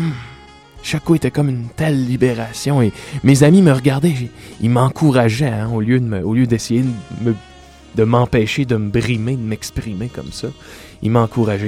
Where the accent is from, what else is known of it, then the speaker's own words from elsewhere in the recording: Salaberry-de-Valleyfield, Quebec, Canada; Je viens moi-même de Salaberry, de Valleyfield